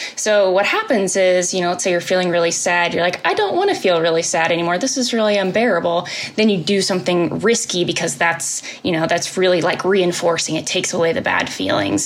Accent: Indianapolis, Indiana, United States; now in Lexington, United States; I'm originally oh. from Indianapolis

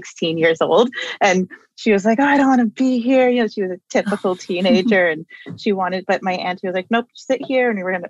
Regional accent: Toronto, Ontario, Canada; I grew up in Toronto. I was born and raised here.

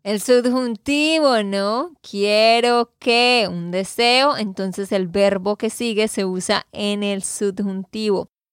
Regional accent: Santander, Colombia; de Santander, Colombia

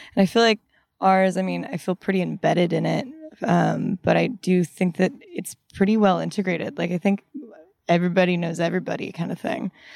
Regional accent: Bedford, Texas, United States; now in Austin, United States; I'm from North Texas, Bedford

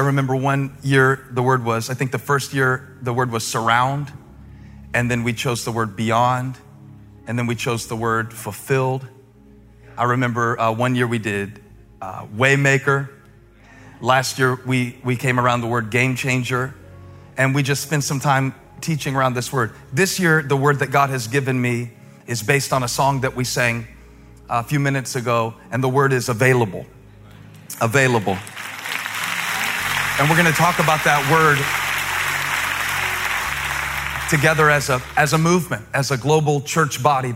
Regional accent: the South, Southern United States, United States; accent: southern; my southern accent was so deep that I think people outside of like four states had to have a translator

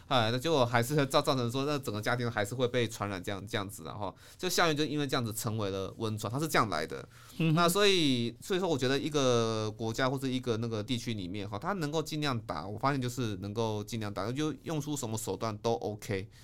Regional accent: Taiwan; 我们台湾人

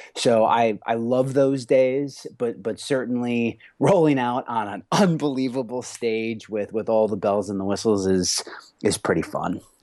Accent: Rochester, Minnesota, United States; now in Los Angeles, United States; I grew up on a fourth generation farm in southern Minnesota

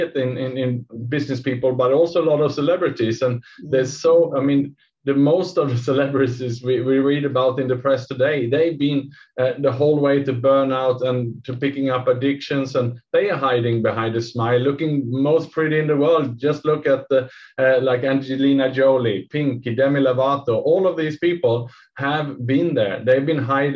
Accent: Sweden; now in Singapore; I'm from Sweden myself

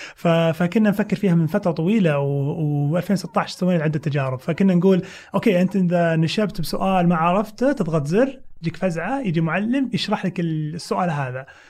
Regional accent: Saudi Arabia; عندنا بالسعوديه

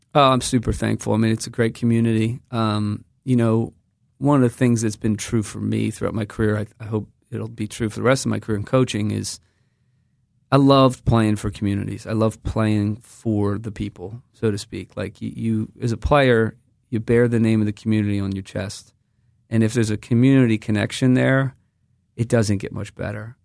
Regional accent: United States; I come from the United States of America.

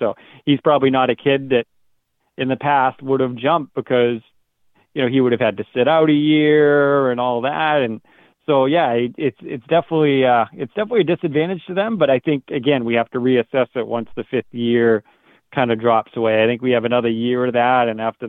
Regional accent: Northern New Hampshire, United States; I'm from Northern New Hampshire, but my family has very high, you know, they're French-Canadian descent

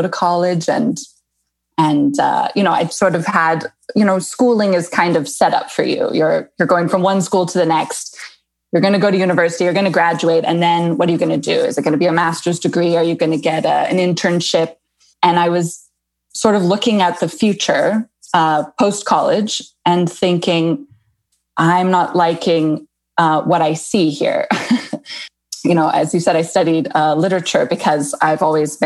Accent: California, United States; moved away as an adult; also born or lived in Rome, Italy; now in Livorno, Italy; I'm from California

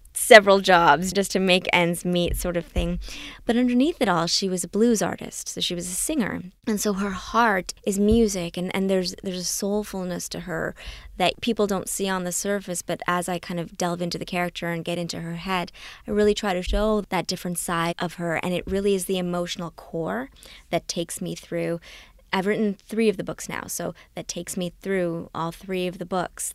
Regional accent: Canada; also born or lived in Trinidad; when I came to Canada from Trinidad, I was six years old

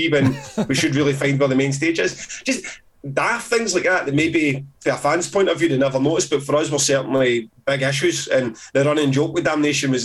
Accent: Glasgow, Scotland, United Kingdom; I'm a Glaswegian

